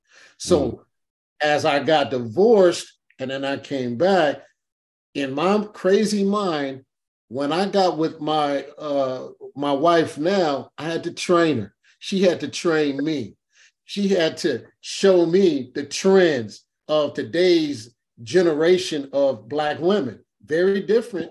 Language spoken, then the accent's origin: English; Los Angeles, California, United States; I'm from Watts.